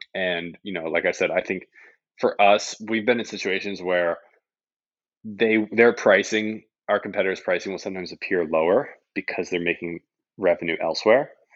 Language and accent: English; Canada; I'm Canadian